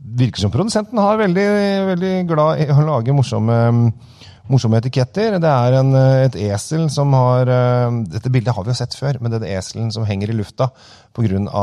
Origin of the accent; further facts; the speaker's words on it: Norway; oss her hjemme i Norge